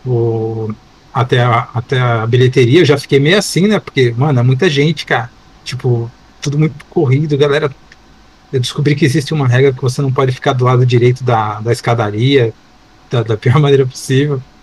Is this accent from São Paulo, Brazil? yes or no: yes; Itu, São Paulo, Brazil; accent: caipira; eu sou caipira, mas eu sou caipira no nível extremo, sabe? De, de sair de Tu para chegar em São Paulo